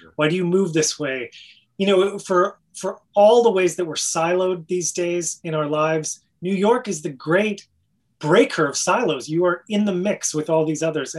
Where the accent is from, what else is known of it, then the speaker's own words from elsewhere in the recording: Canada; moved away as an adult; for being a Canadian, for being you know, this outsider.